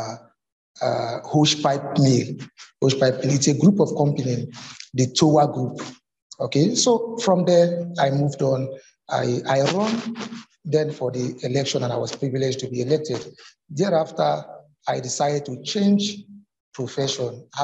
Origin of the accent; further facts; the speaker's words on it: Lagos, Nigeria; I was born in Lagos, brought up in Lagos.